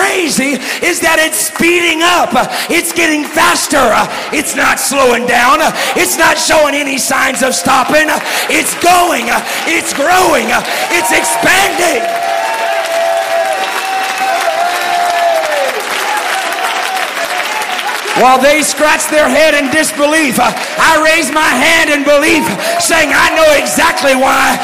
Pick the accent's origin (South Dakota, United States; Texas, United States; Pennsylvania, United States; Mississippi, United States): Texas, United States; I'm from Texas, you know. And I'm doing my best just not to talk like this.